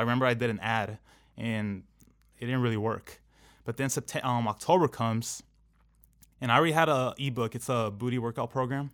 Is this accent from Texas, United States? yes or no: no; Anaheim, California, United States; I grew up in Anaheim